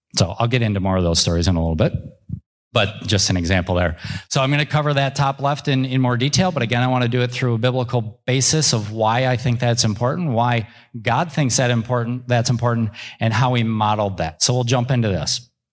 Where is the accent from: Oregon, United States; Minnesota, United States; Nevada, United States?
Minnesota, United States; Minneapolis–Saint Paul; I grew up in the Twin Cities